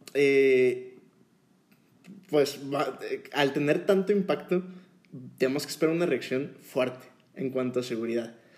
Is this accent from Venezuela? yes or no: no; Mexico